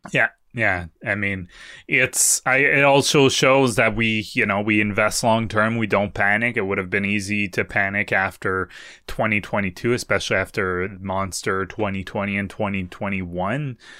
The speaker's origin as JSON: {"language": "English", "country": "Canada", "said": "as a Canadian"}